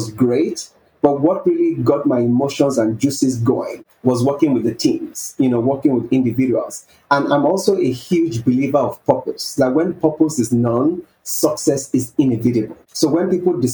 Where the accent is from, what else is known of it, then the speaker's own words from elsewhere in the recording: Nigeria; growing up in Nigeria, a developing country